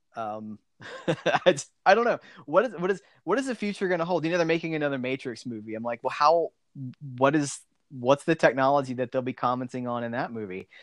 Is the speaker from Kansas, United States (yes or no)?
no; South Alabama, United States; also born or lived in Pensacola, Florida; I, I, grew up like South Alabama